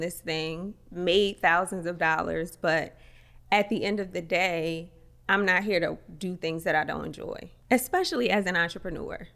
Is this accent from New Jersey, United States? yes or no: yes; Atlantic City, New Jersey, United States; moved away; also born or lived in Paris; I'm from Atlantic City